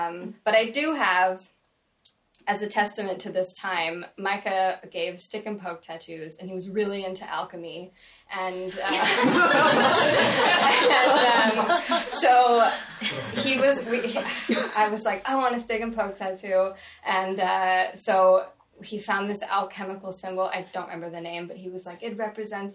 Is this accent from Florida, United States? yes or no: no; California, United States; I'm from California